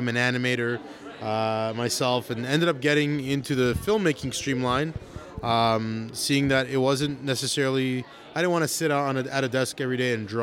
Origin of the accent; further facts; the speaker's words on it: Thornhill, Ontario, Canada; I grew up actually in Thornhill, so I know Shane Kirschenblatt since I was in high school